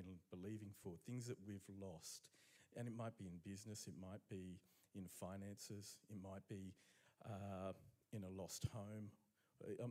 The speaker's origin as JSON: {"language": "English", "country": "Romania", "tie": "born or raised there", "moved": "yes", "lives_now": "Brisbane, Australia", "said": "I was born in Romania"}